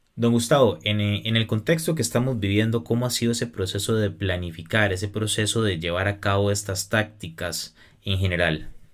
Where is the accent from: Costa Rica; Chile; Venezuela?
Costa Rica; los costarricenses podemos apoyar más a nuestro turismo